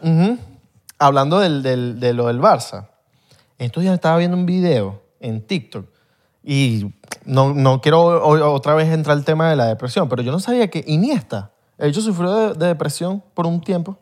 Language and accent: Spanish; Venezuela; somos venezolanos